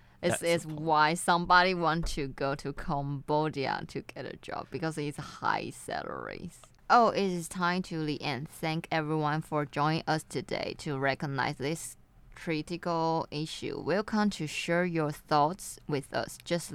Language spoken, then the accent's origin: English; Taiwan